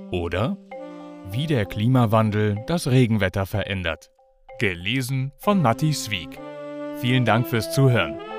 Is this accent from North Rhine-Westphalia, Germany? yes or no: yes; Münster, North Rhine-Westphalia, Germany; Ich bin in Münster aufgewachsen und so auch später noch häufig nach Münster zu Besuch bei alten Freunden gefahren.